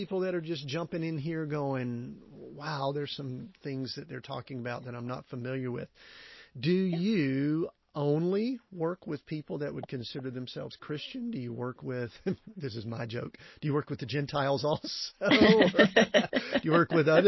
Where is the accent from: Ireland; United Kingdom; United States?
United States; Conyers, Georgia; I grew up in Conyers and went to high school and all there